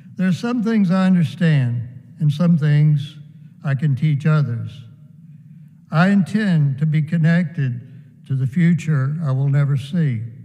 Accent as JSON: {"language": "English", "country": "United States", "tie": "born or raised there", "said": "I am connected to my brothers and sisters in rural America where I grew up"}